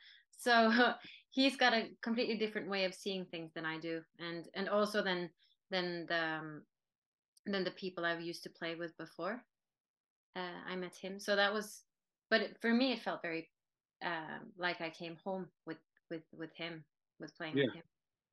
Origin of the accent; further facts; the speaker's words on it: Norway; English is a second language; Norwegians have been influenced by music from other countries for a very long time.